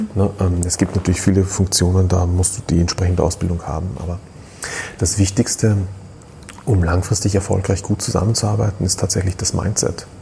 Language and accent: German; Austria; Bei uns in Österreich